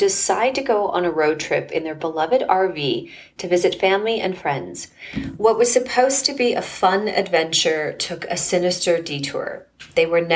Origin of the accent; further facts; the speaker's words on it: Edmonton, Alberta, Canada; moved away; growing up in Edmonton